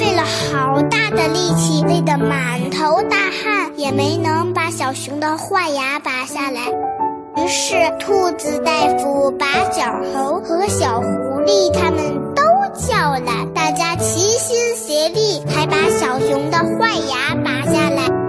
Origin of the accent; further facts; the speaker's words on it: Beijing, China; 我喜欢画画和英语，我来自北京，我五岁了，